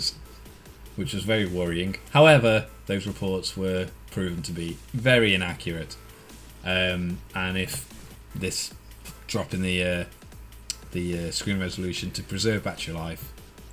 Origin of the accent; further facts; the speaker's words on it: Welsh, Wales, United Kingdom; I'm Welsh